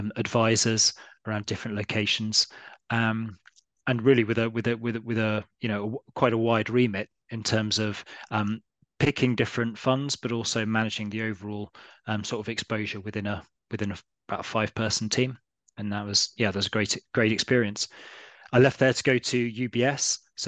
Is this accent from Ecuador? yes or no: no; London, United Kingdom; also born or lived in Essex / New Delhi, India / Karachi, Pakistan / Edinburgh; I was born in Essex, but then very soon after that, my parents took us on a bit of an international journey. So I lived in New Delhi in India, and then Karachi in Pakistan up until I was about 11, and then came back to London, studied there